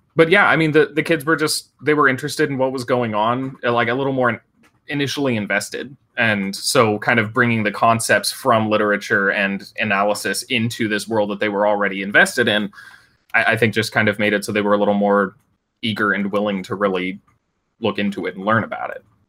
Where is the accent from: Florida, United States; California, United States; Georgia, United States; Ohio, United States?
California, United States; Northern; I went back to my hometown um, in Northern California